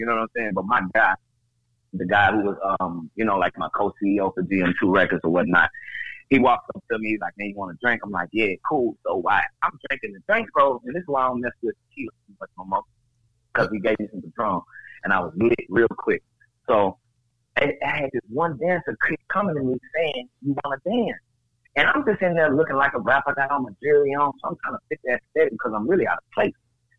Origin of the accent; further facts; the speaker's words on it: Nashville, Tennessee, United States; nobody ever really thought or knew that I was from Nashville. They always felt like I was from somewhere else just by the way that I moved or whatnot.